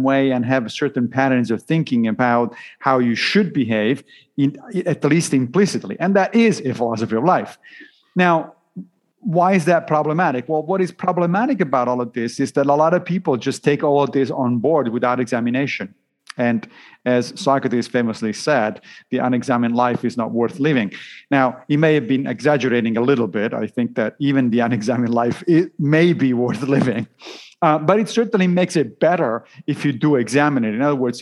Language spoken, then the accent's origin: English; Italy; I grew up Roman Catholic, obviously, because I grew up in Italy